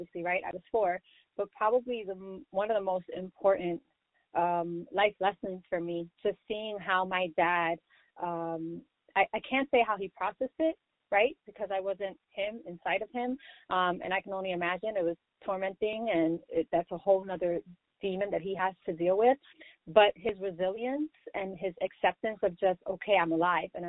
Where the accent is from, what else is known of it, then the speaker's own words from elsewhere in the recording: New York City, New York, United States; I'm born and raised in the Bronx, New York, just like J-Lo